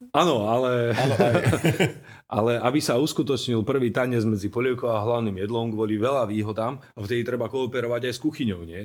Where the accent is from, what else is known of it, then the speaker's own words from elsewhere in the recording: Martin, Žilina Region, Slovakia; som Martinčan ako aj Janek, rozprávame relatívne čistou slovenčinou